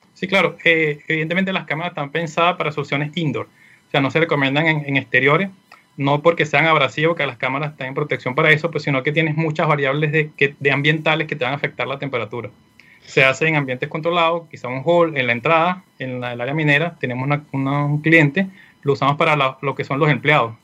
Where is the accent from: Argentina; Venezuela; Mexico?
Venezuela; moved away as an adult; now in Chile; soy de Venezuela, Actualmente me encuentro acá en Chile, tengo un poco más de un año